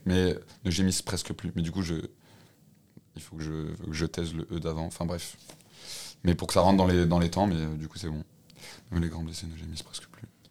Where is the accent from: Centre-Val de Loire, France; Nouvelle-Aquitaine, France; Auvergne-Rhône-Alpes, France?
Auvergne-Rhône-Alpes, France; Lyon; je suis lyonnais de base. enfin, euh, enfin, j'ai- je suis pas mal resté à Lyon.